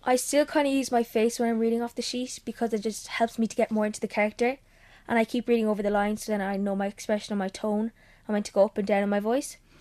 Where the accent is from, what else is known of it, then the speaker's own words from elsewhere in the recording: Cork, Munster, Ireland; I'm fourteen and I'm from Cork